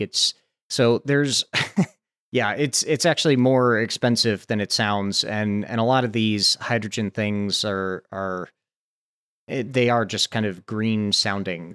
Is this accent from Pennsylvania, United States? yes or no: no; Santa Barbara, California, United States; here in my hometown, the University of California, Santa Barbara